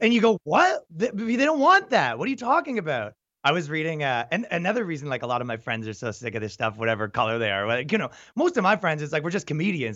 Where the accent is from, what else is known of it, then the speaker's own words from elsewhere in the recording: Toronto, Ontario, Canada; I'm from Canada and, and Toronto, right? So it's like, you know, you kind of grow up in a liberal metropolitan